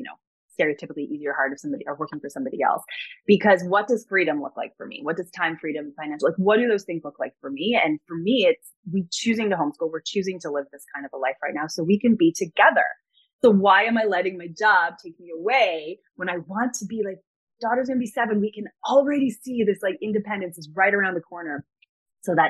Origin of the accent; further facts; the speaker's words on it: Toronto, Ontario, Canada; I was born and raised in Toronto.